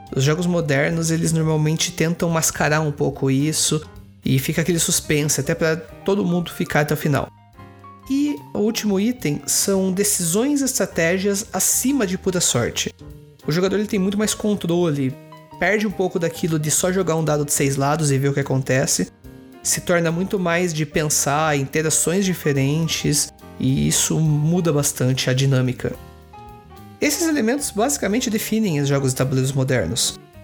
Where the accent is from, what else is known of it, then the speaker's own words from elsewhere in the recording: Sorocaba, São Paulo, Brazil; minha cidade natal, que é Sorocaba